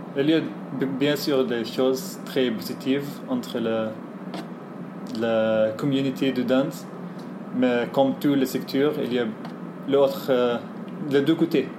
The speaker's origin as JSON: {"language": "French", "country": "Egypt", "second_language": "French", "moved": "yes", "said": "je viens d'Égypte"}